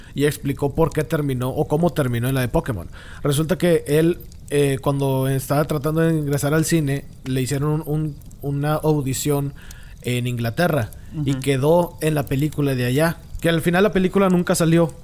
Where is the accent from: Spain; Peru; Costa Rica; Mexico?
Mexico; ni como mexicano